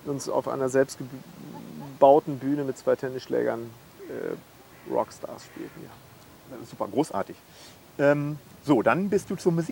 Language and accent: German; Bad Segeberg, Schleswig-Holstein, Germany; also born or lived in Münster; Ich bin in Münster geboren, aber ich, ich würde sagen, in Münster nicht unbedingt aufgewachsen in dem Sinne, weil ich äh, zwischen meinem sechsten und 14. Lebensjahr in Bad Segeberg in Schleswig-Holstein gewohnt habe.